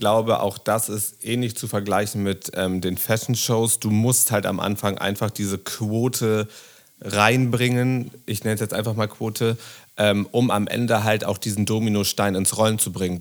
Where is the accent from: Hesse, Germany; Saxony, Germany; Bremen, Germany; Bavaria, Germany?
Bremen, Germany; now in Berlin, Germany; Ich bin damals nach ähm, Berlin gekommen, ich komme aus Bremen